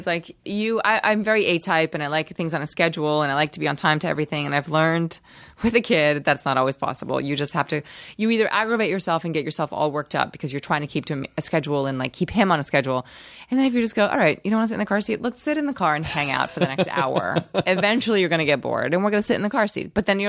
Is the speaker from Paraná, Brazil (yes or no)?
no; Rio de Janeiro, Brazil; Well, I'm from Rio, and I highly recommend Rio.